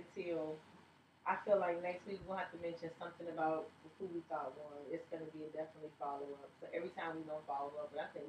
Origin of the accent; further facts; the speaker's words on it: Virginia, United States; Because, you know, I came from Virginia. I didn't know if I was going to make it or not.